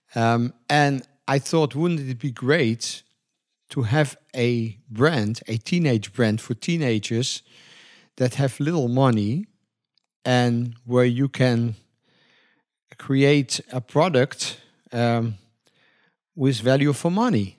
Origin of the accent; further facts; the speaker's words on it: Netherlands; we are from Europe, especially in Holland